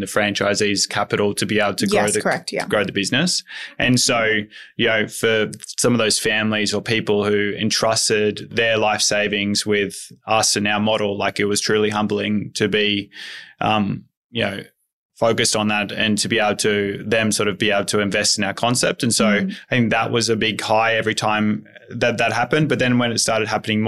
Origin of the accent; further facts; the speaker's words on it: outside of Coffs Harbour, New South Wales, Australia; Outside of Coffs Harbour.